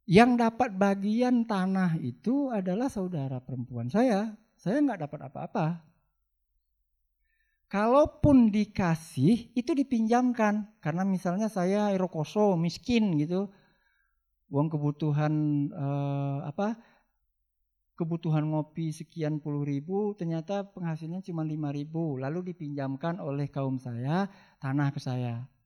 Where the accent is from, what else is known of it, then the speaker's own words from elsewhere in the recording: West Sumatra, Indonesia; Sebenarnya saya milih hukum Islam sih. Eh tapi gimana lagi, saya juga dilahirkan sebagai orang Minang gitu.